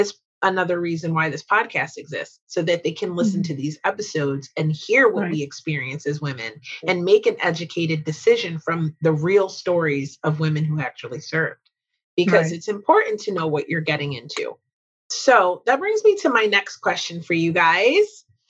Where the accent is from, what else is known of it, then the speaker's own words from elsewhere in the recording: Glenolden, Pennsylvania, United States; My hometown.